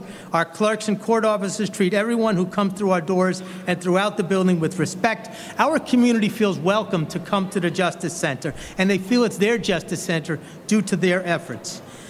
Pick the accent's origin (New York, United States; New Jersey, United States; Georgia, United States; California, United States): New York, United States; Brooklyn; I grew up in Brooklyn